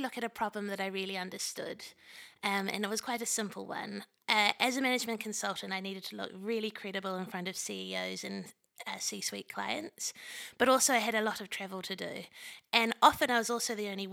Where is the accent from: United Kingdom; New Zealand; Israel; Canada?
New Zealand; moved away; I'm from New Zealand originally